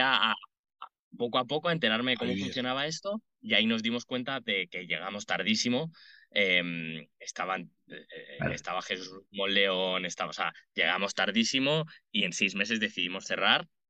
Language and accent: Spanish; Madrid, Community of Madrid, Spain; also born or lived in Dublin; nací en Madrid, vivo en Madrid